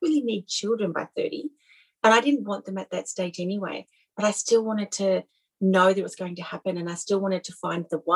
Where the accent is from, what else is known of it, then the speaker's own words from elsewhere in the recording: Australia; I'm Australian